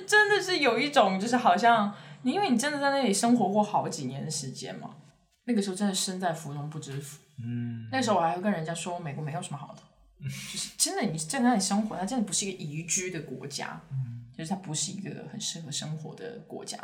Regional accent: Chengdu, Sichuan, China; moved away; 我是成都人

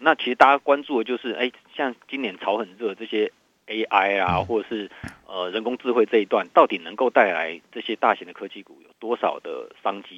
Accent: Taiwan; 我们台湾这边有富台期的结算哦

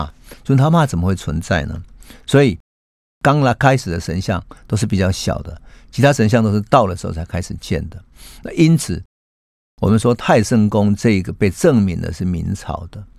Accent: Taiwan; 我们台湾人啊，有一种传统的习俗，

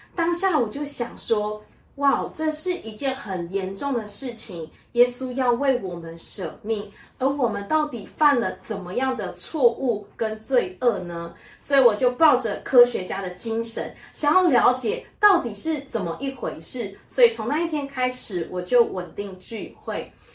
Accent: Malaysia; 我来自于马来西亚，在我的家中有四个兄弟姐妹，我的排行最小

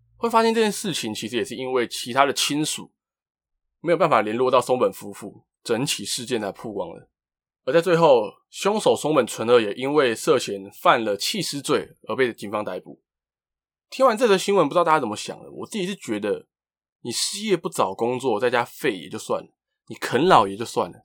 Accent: Taiwan; 引起了 Twitter 还有我们台湾人的热议

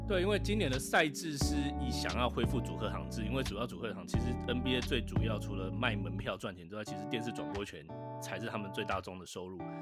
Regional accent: Changhua County, Taiwan; now in San Francisco, United States; 我是彰化人

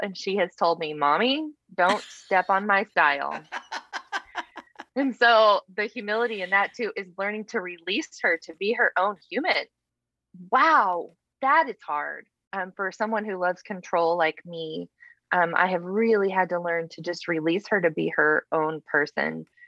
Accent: Texas panhandle, United States; born and raised in texas you know texans we don't think there's much outside of texas

